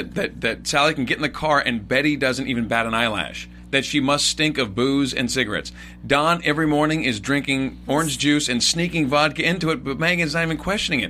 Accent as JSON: {"language": "English", "region": "West Coast", "country": "United States", "tie": "born or raised there", "said": "growing up on the West Coast"}